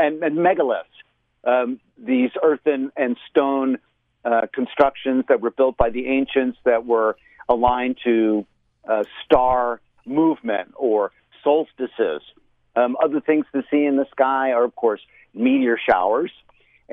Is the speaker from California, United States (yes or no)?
no; Florida, United States; moved away; when I was a kid, living in Florida, growing up in Florida in my early childhood years